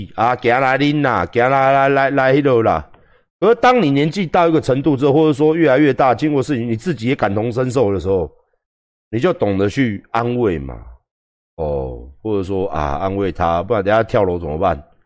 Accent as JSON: {"language": "Chinese", "country": "Taiwan", "said": "我们台湾人不是这样子打招呼的"}